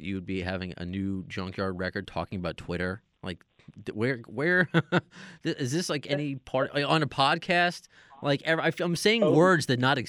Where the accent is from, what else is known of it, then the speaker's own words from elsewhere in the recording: Long Island, New York, United States; I'm from Long Island.